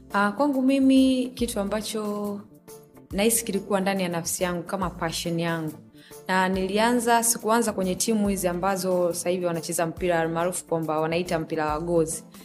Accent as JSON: {"language": "Swahili", "town": "Morogoro", "region": "Morogoro Region", "country": "Tanzania", "tie": "born or raised there", "said": "mi kwetu ni Morogoro, Morogoro mjini."}